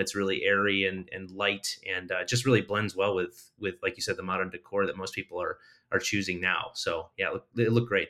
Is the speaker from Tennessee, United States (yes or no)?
no; Connecticut, United States; I'm from Connecticut.